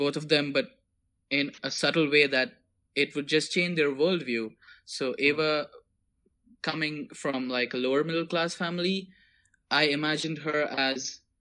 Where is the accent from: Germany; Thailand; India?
India; Mumbai, Maharashtra; moved away as an adult; now in Prague, Czech Republic; I was born and raised in Mumbai, and just last year I moved to Prague